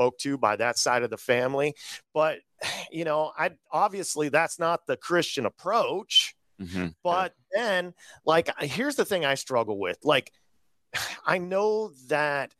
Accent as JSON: {"language": "English", "region": "Midwest", "country": "United States", "tie": "born or raised there", "said": "I grew up in the Midwest."}